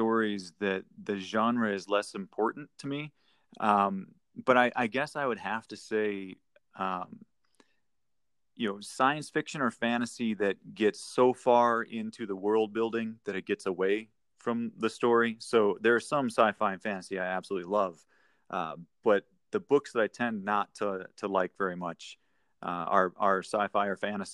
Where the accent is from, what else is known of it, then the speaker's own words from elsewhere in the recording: Minnesota, United States; now in Colorado, United States; Born and raised in Minnesota